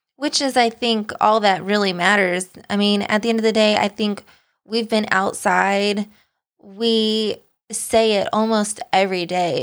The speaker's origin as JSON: {"language": "English", "country": "United States", "tie": "born or raised there", "also_born_or_lived": "Kansas / Tennessee", "moved": "as an adult", "said": "I grew up in Kansas and then Tennessee, where tornadoes run rampant"}